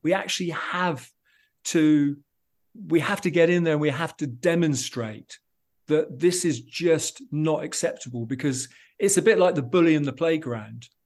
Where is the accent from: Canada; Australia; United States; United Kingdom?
United Kingdom; England; being an Englishman